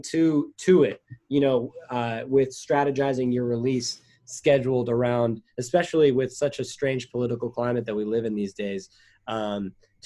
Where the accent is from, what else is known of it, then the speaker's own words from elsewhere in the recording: Los Angeles, California, United States; I'm from Los Angeles. I live in Los Angeles